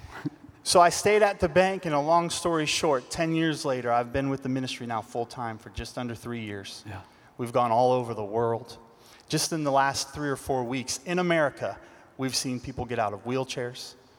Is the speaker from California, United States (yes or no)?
yes; Los Angeles, California, United States; Los Angeles, California.